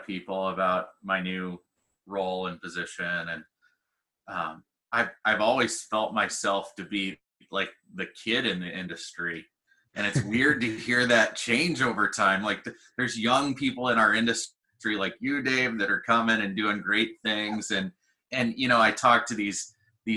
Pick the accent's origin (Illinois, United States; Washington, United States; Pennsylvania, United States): Illinois, United States; New Baden; I grew up in the country in a little town called New Baden, Illinois